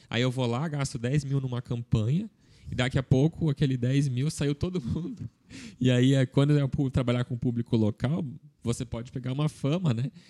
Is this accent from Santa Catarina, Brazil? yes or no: yes; Blumenau, Santa Catarina, Brazil